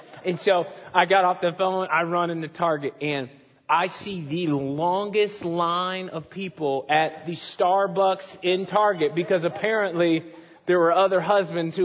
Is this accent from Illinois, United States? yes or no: yes; Chicago, Illinois, United States; moved away; I'm from Chicago